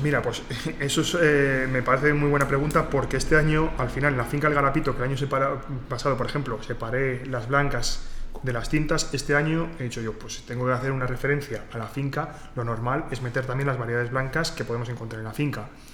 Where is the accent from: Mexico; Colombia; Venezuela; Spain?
Spain; Santo Domingo de Silos, Castile and León; yo soy de Santo Domingo de Silos